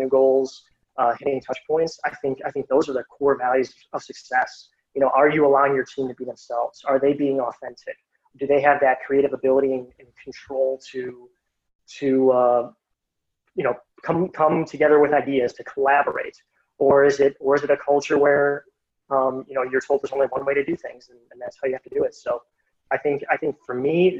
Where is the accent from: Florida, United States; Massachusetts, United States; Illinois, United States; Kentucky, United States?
Illinois, United States; Chicago; I'm from Chicago and actually grew up on the southwest side of the city